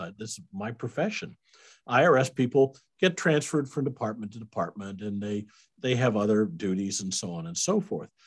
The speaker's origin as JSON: {"language": "English", "region": "Iowa", "country": "United States", "tie": "born or raised there", "also_born_or_lived": "Kansas City", "moved": "as an adult", "lives_now": "Hickory Creek, Texas, United States", "said": "I was born in Iowa. I was a raised as, as a Iowa Midwestern boy, uh, went to high school there."}